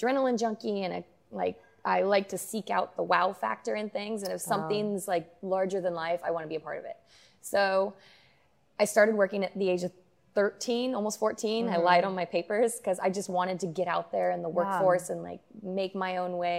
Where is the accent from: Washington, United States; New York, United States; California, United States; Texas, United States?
California, United States; Santa Rosa; also born or lived in Healdsburg; now in San Diego, United States; Born and raised in Sonoma County, specifically Santa Rosa, Healdsburg, which is just about 45 minutes north of San Francisco